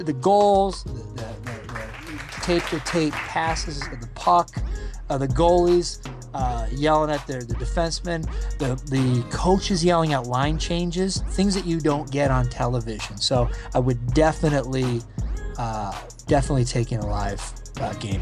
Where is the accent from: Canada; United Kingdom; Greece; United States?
Canada; growing up in Canada